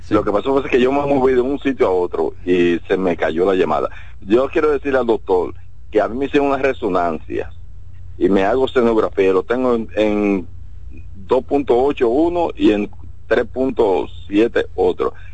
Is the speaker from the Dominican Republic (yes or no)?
yes; Santiago, Dominican Republic; porque yo soy de Santiago.